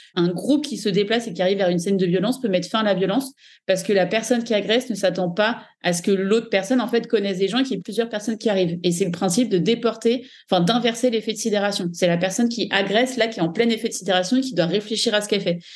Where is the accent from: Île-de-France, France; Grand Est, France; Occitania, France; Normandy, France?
Île-de-France, France; Paris region; moved away as an adult; now in Dubai, United Arab Emirates; j'ai vécu en région parisienne euh, entre le 91, puis le 77, puis Paris